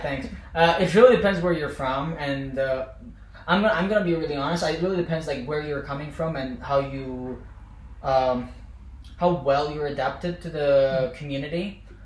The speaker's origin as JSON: {"language": "English", "town": "Baku", "country": "Azerbaijan", "tie": "born or raised there", "also_born_or_lived": "Tartu, Estonia / Tallinn, Estonia", "moved": "as an adult", "lives_now": "Estonia", "said": "I was born in Baku, raised there, so I'm like technically this capital boy"}